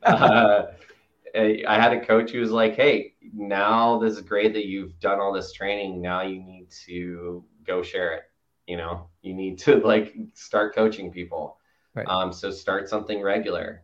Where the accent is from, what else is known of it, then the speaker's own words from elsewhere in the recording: Chattanooga, Tennessee, United States; I grew up in Chattanooga, Tennessee